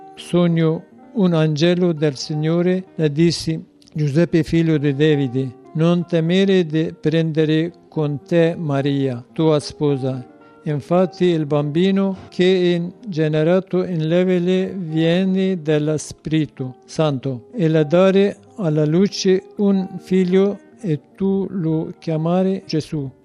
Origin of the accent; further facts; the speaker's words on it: citizen of Turkey, Kurdistan, Turkey; Italian is a second language; moved away as an adult; now in Italy; io sono curdo cittadino di Turchia